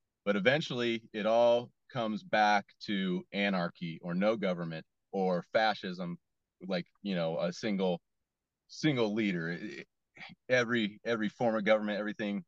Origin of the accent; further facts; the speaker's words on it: West Coast, United States; growing up on the West Coast